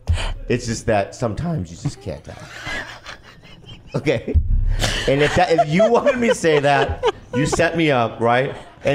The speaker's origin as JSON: {"language": "English", "town": "Poway", "region": "California", "country": "United States", "tie": "born or raised there", "said": "Because at the end of the day, I grew up in America. I grew up in the suburbs."}